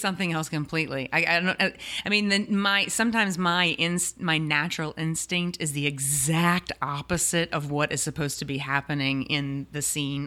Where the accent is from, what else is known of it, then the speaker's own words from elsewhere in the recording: New Orleans, Louisiana, United States; clearly from New Orleans, born and raised